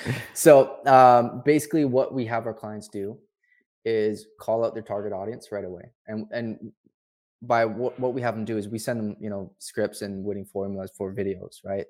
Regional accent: Vancouver, British Columbia, Canada; now in Montreal, Canada; born and raised in Vancouver and then moved here, uh, eighteen years ago?

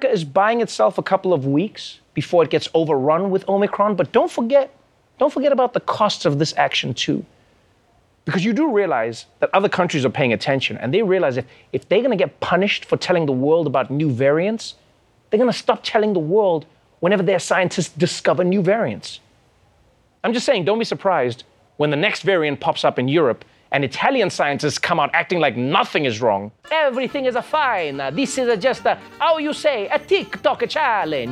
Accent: South Africa; I too am a South African.

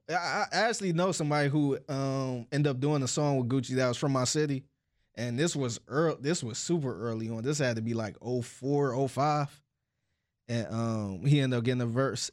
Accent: Cleveland, Ohio, United States; I'm from Cleveland

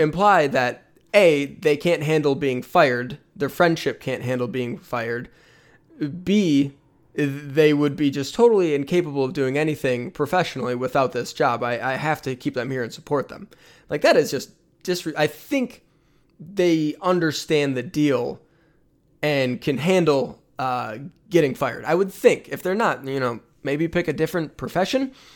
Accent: Michigan, United States; growing up in Michigan

